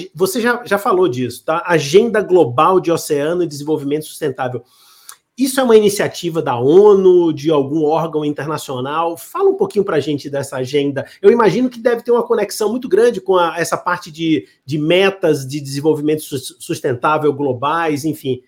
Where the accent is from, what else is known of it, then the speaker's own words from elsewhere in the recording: Bahia, Brazil; eu sou da, da Bahia